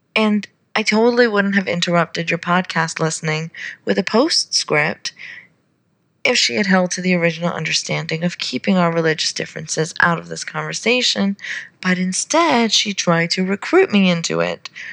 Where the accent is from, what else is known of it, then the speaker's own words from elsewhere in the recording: Saudi Arabia; moved away; I grew up in Saudi Arabia.